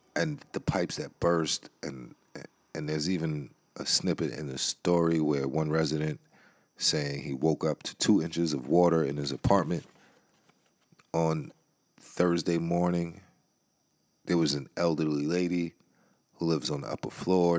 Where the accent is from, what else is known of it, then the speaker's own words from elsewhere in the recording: New York City, New York, United States; now in Maryland, United States; B X is my hometown. I always got love for the B X.